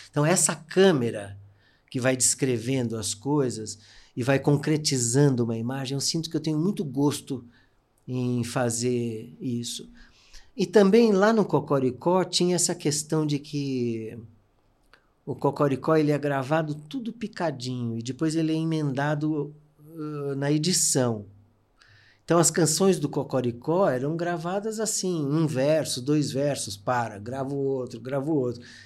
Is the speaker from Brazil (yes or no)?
yes; São Paulo, Brazil; eu nasci na Teodoro Sampaio, que é uma rua hipercomercial. Minha mãe tinha uma loja lá de relógios